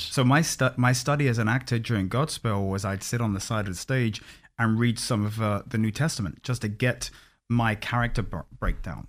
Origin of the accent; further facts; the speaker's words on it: London, United Kingdom; moved away as an adult; also born or lived in Orlando, United States; I'm born and bred in London